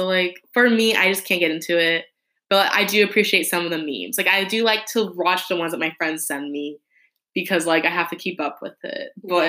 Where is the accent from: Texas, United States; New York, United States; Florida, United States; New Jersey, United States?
Texas, United States; they grew up in Michigan, I grew up in Texas, but, like, we still were living the same life.